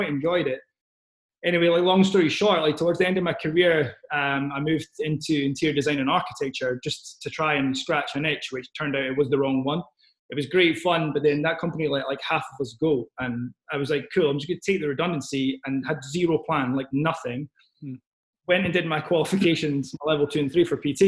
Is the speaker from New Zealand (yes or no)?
no; Scotland, United Kingdom; I am from Scotland